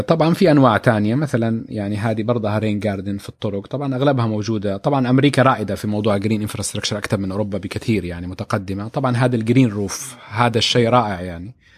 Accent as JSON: {"language": "Arabic", "town": "Jeddah", "region": "Makkah Province", "country": "Saudi Arabia", "said": "احنا في جده"}